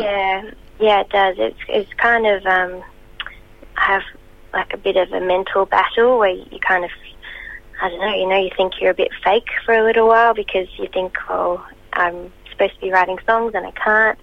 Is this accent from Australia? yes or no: yes; Albury Wodonga, Australia; I grew up in Albury Wodonga, which is sort of on the border of New South Wales and Victoria